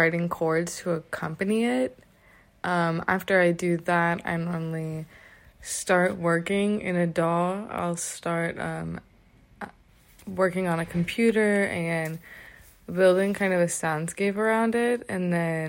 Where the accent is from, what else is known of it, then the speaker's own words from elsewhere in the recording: Nashville, Tennessee, United States; moved away as an adult; now in Boston, United States; I am from Nashville, but I'm currently a student in Boston